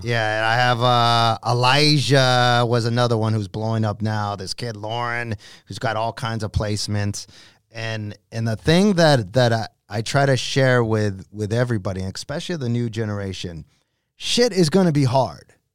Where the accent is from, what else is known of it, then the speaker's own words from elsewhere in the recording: Los Angeles, California, United States; a kid from East L